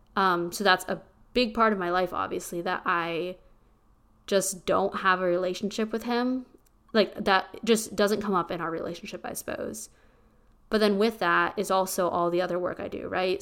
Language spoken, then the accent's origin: English; small town Pennsylvania, United States; now in Austin, United States; I am from small town Pennsylvania